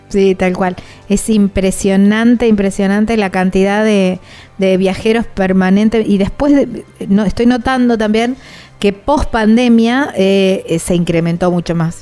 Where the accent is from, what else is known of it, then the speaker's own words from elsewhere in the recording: Argentina; son del sur de la provincia de Santa Fe, muy cerquita de donde yo soy